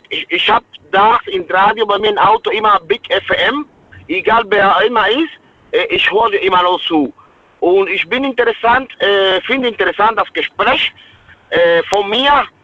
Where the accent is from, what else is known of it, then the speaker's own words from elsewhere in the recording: Cuba; German is a second language; Ich komme aus Kuba, aus einem armen Land.